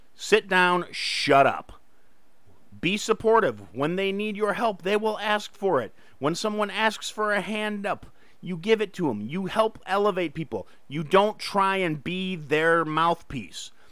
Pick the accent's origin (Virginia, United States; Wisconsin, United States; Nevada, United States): Wisconsin, United States; Kenosha; in Kenosha, my hometown.